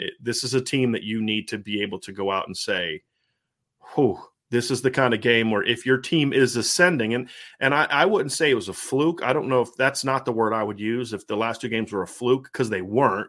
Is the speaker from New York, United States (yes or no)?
no; Ohio, United States; I'm from Ohio